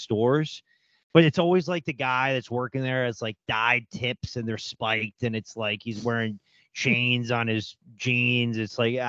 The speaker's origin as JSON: {"language": "English", "area": "Westchester", "region": "New York", "country": "United States", "said": "we're all from New York here, but we don't all live in New York now"}